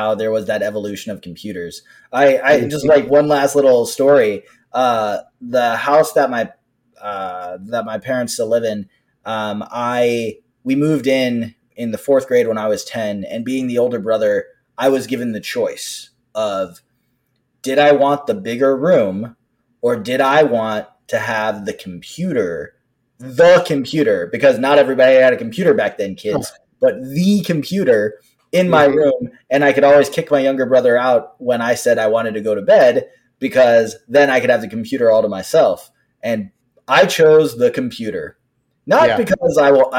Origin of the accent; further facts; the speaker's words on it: Los Angeles, California, United States; now in Washington, D.C., United States; I am from Los Angeles. I live in the Washington, D.C. area.